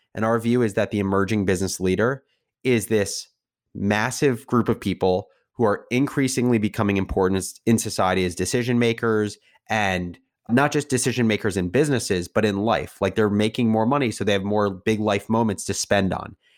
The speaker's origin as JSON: {"language": "English", "region": "New Jersey", "country": "United States", "tie": "born or raised there", "said": "I grew up in New Jersey"}